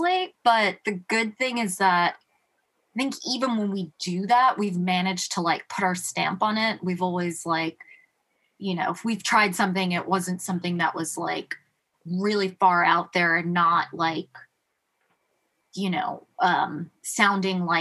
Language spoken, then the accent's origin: English; New York, United States; Ryan and I actually grew up in New York. We're both from Queens